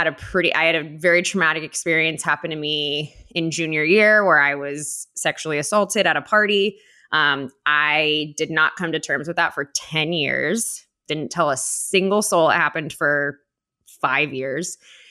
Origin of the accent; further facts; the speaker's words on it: Orange County, California, United States; I grew up in Orange County.